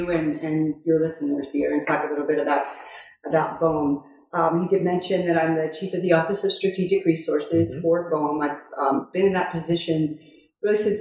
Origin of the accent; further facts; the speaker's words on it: Northern Virginia, United States; I grew up on the East Coast. It's been Northern Virginia, right around here. I'm one of those very, I'm one of those natives you don't find too much around the Washington, D.C. area